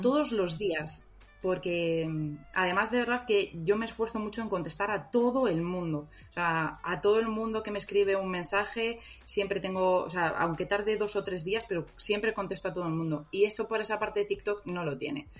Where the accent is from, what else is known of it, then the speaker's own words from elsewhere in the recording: Madrid, Community of Madrid, Spain; soy, soy madrileña.